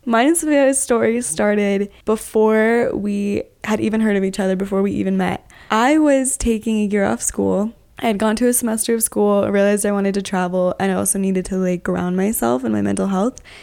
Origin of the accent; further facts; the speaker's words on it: Utah, United States; I'm from Utah